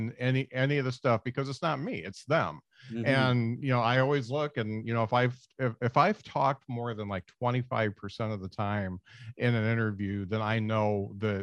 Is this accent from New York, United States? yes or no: no; Northern Indiana, United States; moved away; I'm from Northern Indiana, and one of my good friends there would put on shows